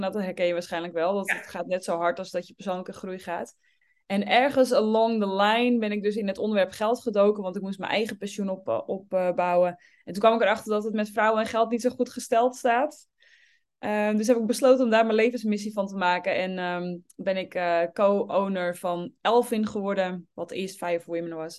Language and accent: Dutch; Obdam, North Holland, Netherlands; born or raised there